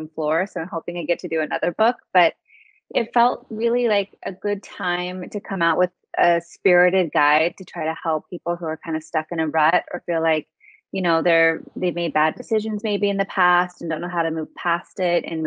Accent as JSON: {"language": "English", "country": "United States", "tie": "born or raised there", "also_born_or_lived": "Hawaii / Utah", "moved": "as an adult", "lives_now": "Los Angeles, United States", "said": "I grew up in Hawaii and in Utah in a conservative Mormon family"}